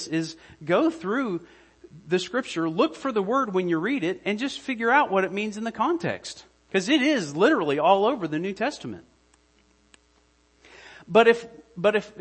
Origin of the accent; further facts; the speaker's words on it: United States; I'm an American